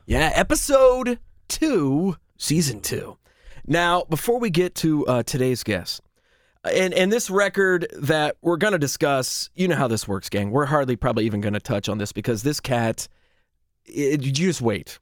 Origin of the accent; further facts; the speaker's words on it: Marietta, Ohio, United States; we grew up here in Marietta, Ohio